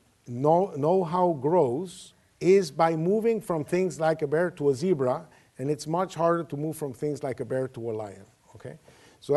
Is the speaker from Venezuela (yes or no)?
yes; Venezuela; I come from Venezuela.